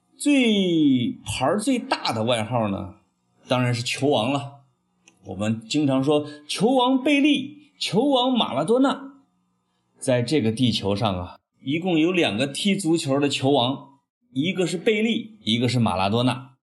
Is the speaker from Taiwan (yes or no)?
no; China; 我们中国人